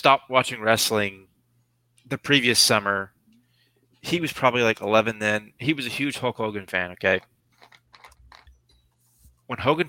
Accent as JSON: {"language": "English", "town": "Charleston", "region": "South Carolina", "country": "United States", "moved": "yes", "said": "I'm originally from Charleston, South Carolina"}